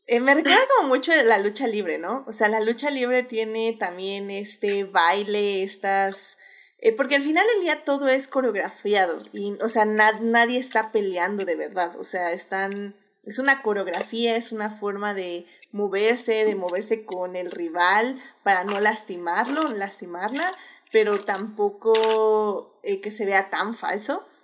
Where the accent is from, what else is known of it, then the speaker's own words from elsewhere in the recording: Puerto Rico; yo soy puertorriqueña, mi piel es así